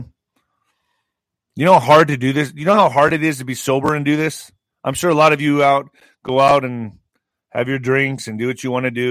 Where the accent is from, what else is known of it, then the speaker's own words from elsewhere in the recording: southern New Mexico, United States; 20,000 Afghan refugees are coming to my hometown? And in this area, in the southwest area, Las Cruces is getting about 10,000